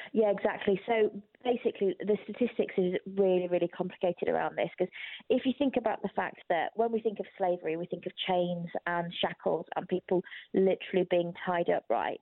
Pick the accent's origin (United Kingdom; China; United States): United Kingdom; I didn't grow up in Albania, I grew up in Britain